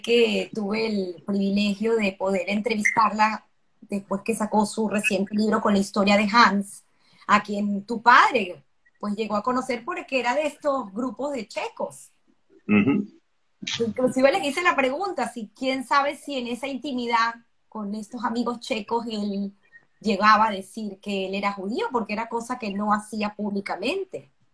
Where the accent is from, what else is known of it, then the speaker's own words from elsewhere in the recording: Venezuela; nosotros en Venezuela tenemos una cédula de identidad que nos identifica con un número